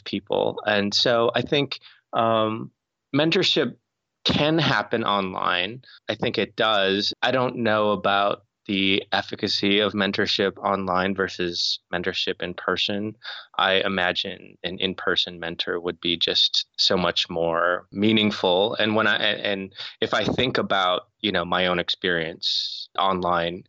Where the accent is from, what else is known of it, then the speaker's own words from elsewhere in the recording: North Dakota, United States; I grew up in North Dakota